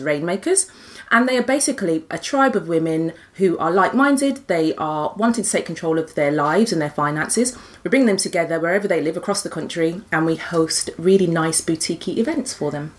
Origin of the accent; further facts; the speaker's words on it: Birmingham, West Midlands, United Kingdom; as a Brummie